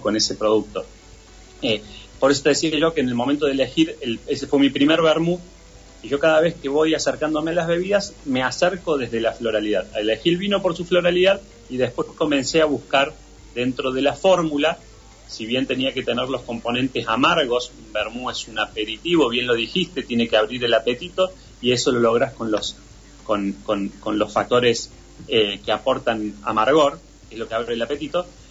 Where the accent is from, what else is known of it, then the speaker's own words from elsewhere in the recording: Argentina; nosotros como, como argentinos